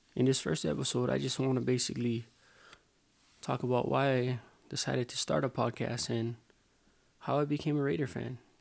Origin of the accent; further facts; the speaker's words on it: Hawaii, United States; moved away as an adult; also born or lived in Hayward, California; now in Las Vegas, United States; I was born in Hayward, California, lived minutes from the Oakland Coliseum, eventually moved to Hawaii